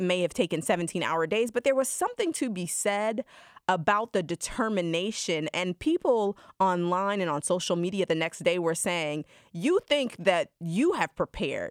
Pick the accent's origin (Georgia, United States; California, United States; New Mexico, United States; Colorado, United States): Georgia, United States; a black woman growing up in Georgia